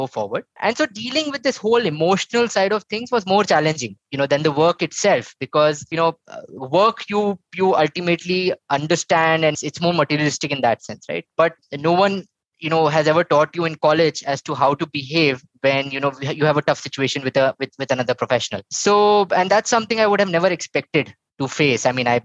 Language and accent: English; Bhopal, Madhya Pradesh, India; moved away as an adult; also born or lived in Indore; now in Bangalore, India; I'm originally from Bhopal, Madhya Pradesh. Was there till my 12th, and then moved to Indore for my graduation, and then moved to Bangalore in 2006, and have been here ever since.